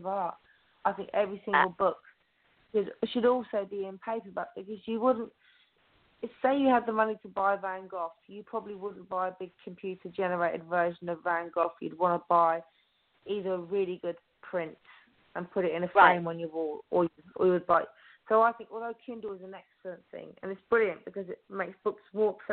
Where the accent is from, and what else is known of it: Oxfordshire, South East England, United Kingdom; also born or lived in Romsey